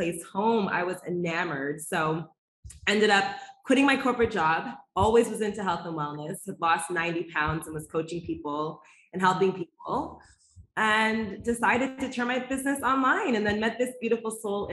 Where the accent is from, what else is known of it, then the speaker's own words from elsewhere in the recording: Toronto, Ontario, Canada; now in Mexico; I hail from Toronto, Ontario with Jamaican roots